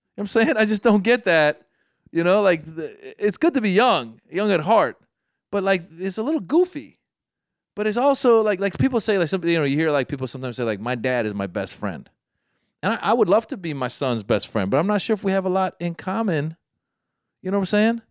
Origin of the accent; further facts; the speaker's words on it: Iran; moved away; I come from Iran